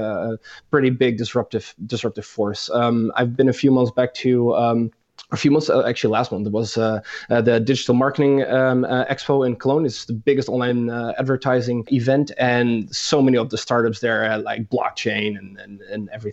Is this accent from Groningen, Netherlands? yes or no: yes; Groningen, Netherlands; I've been born and raised in the Netherlands in the beautiful city of Groningen